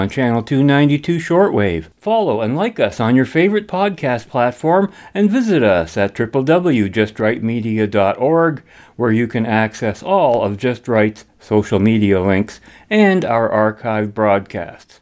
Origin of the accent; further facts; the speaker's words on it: Canada; as a Canadian